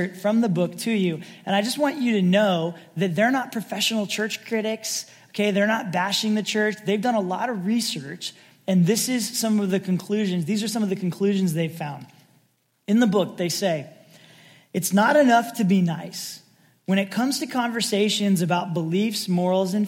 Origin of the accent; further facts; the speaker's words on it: Sacramento, California, United States; also born or lived in San Francisco; as a kid growing up in the Sacramento area, a few hours north